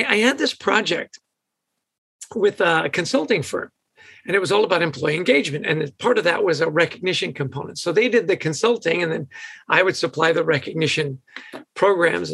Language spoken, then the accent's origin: English; West Vancouver, British Columbia, Canada; moved away; I grew up in West Vancouver, so we got that Canadian connection.